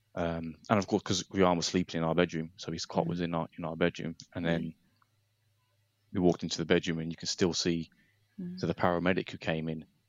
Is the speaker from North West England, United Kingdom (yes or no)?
no; Nottingham, East Midlands, United Kingdom; I'm 35 from from Nottingham